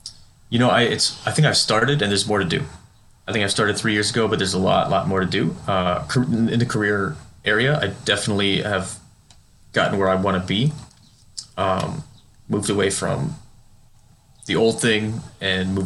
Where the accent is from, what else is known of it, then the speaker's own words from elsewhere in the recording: United States; I am an American. I was born here and raised here